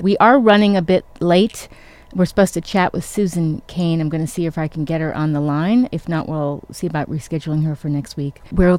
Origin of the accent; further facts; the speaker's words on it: United States; moved away; also born or lived in New York / Connecticut; I'm originally from New York and Connecticut